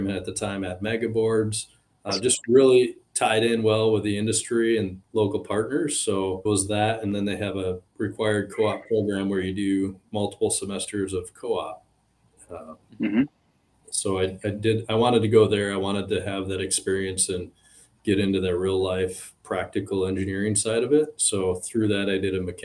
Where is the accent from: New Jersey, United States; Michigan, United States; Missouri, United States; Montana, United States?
Michigan, United States; West; born and raised in West Michigan